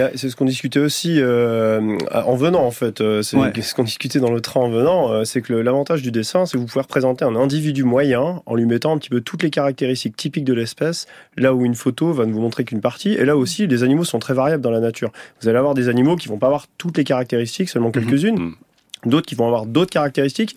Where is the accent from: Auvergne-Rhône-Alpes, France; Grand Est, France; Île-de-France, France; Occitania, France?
Auvergne-Rhône-Alpes, France; Chartreuse; j'ai grandi dans la Chartreuse